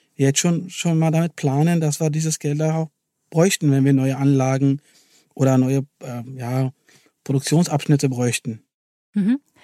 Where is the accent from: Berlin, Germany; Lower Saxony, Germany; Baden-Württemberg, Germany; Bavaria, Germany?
Berlin, Germany; wir als Berliner und Siemens-Indianer sind stolz darauf, dass wir den Campus hier in Berlin haben